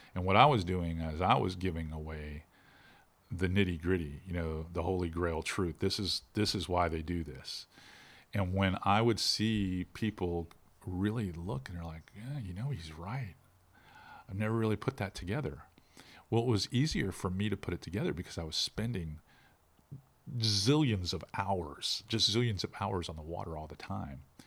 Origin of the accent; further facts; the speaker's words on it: Pinellas County, Florida, United States; moved away; when I grew up in Pinellas County, we wore Wranglers and Lee jeans